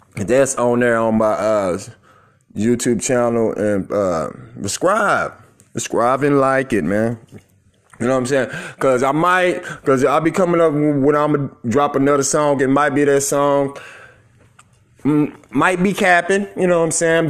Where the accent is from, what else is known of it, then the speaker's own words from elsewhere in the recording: Tulsa, Oklahoma, United States; I'm from Tulsa, Oklahoma